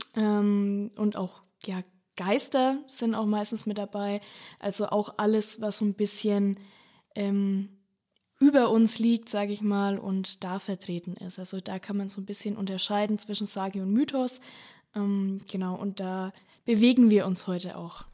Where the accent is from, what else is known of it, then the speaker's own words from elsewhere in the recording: Bad Staffelstein, Bavaria, Germany; bei mir aus der Region rund um äh, Staffelstein